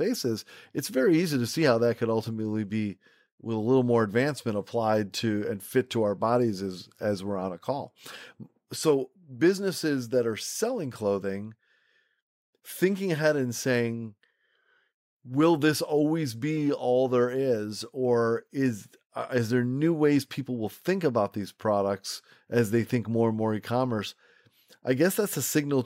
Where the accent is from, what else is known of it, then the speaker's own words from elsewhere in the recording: Rochester, New York, United States; I grew up in Rochester, New York, where Kodak is located